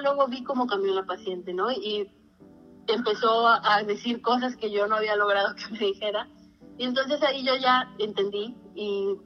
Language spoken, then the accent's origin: Spanish; Mexico; moved away; de México